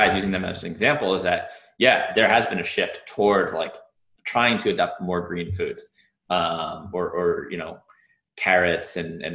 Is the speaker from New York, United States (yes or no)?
yes; Long Island, New York, United States; now in Washington, D.C., United States; I am from Long Island